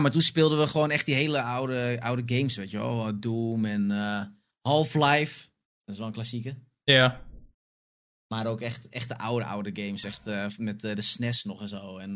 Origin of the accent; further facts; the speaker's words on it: Amsterdam, North Holland, Netherlands; born there; En ik heb niet heel lang in Amsterdam gewoond, want toen ik geboren was